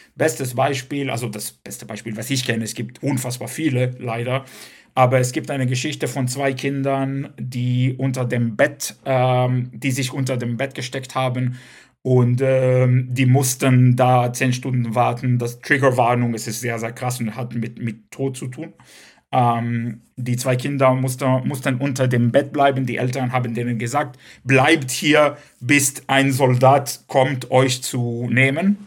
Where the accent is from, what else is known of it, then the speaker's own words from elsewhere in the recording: Cologne, North Rhine-Westphalia, Germany; first language Hebrew; German is a second language; also born or lived in Israel; nicht weil ich Kölner bin oder weil ich was weiß ich bin, sondern weil ich Jude bin und weil ich gerade Hebräisch rede, meine Muttersprache